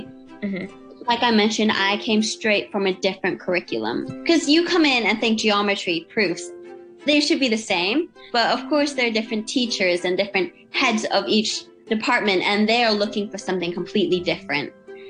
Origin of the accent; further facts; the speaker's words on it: Hong Kong; also born or lived in Australia; I am Hong Kong, I am Australian. It's something that I'm trying to get used to, is that I belong in both places.